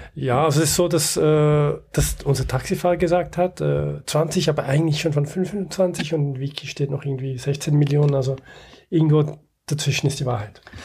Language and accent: German; Switzerland; wir als Schweizer